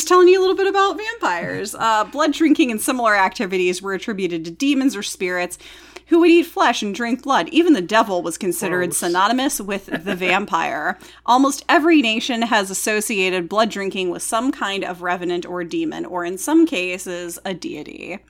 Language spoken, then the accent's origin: English; the South, United States; And they'd always go, why, thank you, but I'm from the South.